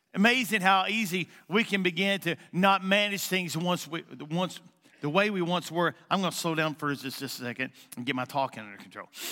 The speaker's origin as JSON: {"language": "English", "region": "Eastern Kentucky", "country": "United States", "also_born_or_lived": "Jackson, Missouri", "moved": "yes", "said": "I'm a nobody from Eastern Kentucky"}